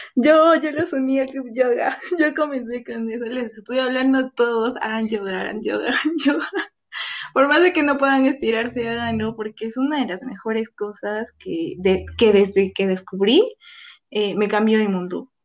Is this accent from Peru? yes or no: yes; Cusco, Peru; moved away as an adult; also born or lived in Lima; yo regresé a, Cusco, porque yo soy de Cusco